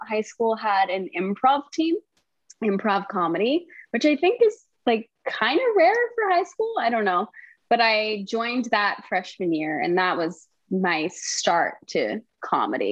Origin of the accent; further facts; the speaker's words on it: Wellesley, Massachusetts, United States; I'm from Massachusetts. I'm from Wellesley, Massachusetts